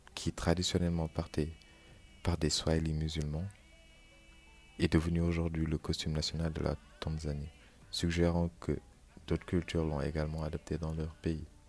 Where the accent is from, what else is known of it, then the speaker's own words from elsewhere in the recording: Senegal; moved away; mon pays d'origine, le Sénégal